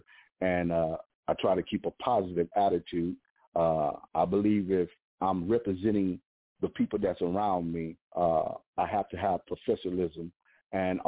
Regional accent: Houston, Texas, United States; moved away as an adult; now in Huntsville, United States; I'm originally born in Houston, Texas, but I've been out in Huntsville for the past year

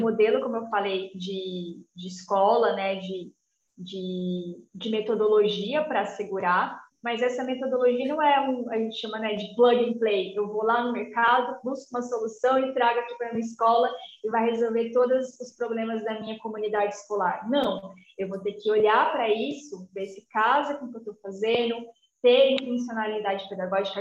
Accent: Jacareí, São Paulo, Brazil; also born or lived in Mato Grosso; Eu sou do interior de São Paulo, eu sou ah, de tá. Jacareí, uma cidade bem pequenininha ali

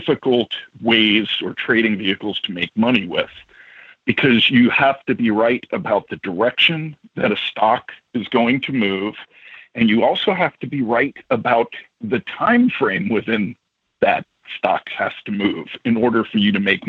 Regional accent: New York City, New York, United States; moved away as an adult; now in Midwest, United States; I grew up in New York

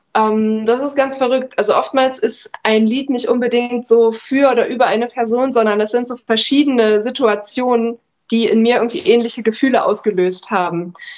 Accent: near Chemnitz, Saxony, Germany; moved away as an adult; also born or lived in Jena; now in Erfurt, Germany; ich komme aus der Nähe von Chemnitz, bin da zur Schule gegangen

